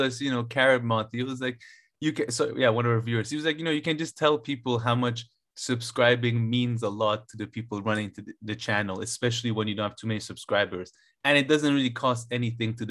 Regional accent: Iran; moved away; I was born in Iran

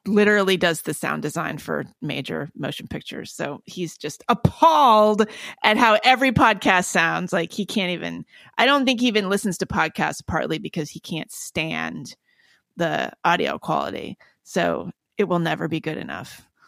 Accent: Palo Alto, California, United States; I was born in Palo Alto

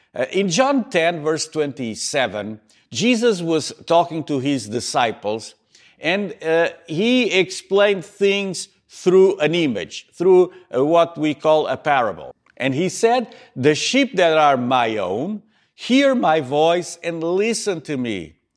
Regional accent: Montreal, Quebec, Canada; here in my hometown in Montreal

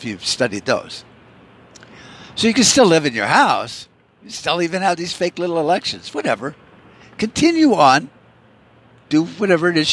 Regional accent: United States; As an American

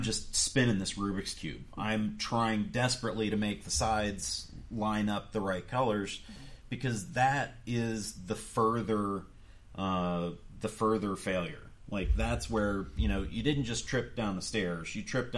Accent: Youngstown, Ohio, United States; moved away; I come from the Youngstown area

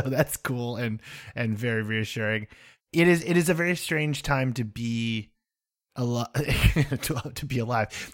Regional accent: United States; I'm American

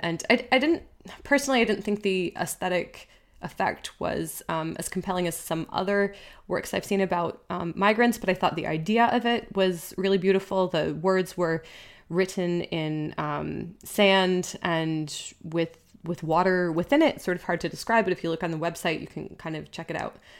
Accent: United States; now in Switzerland; I'm American

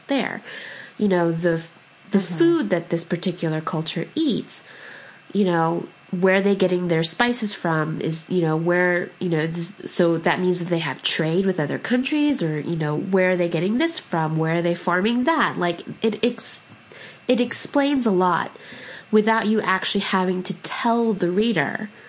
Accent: California, United States; the Italian food that I grew up with out in California

